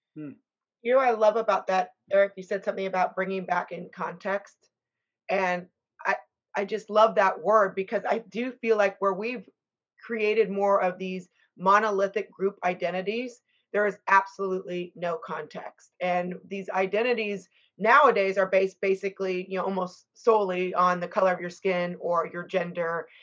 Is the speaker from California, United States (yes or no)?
no; Texas, United States; we're both from Texas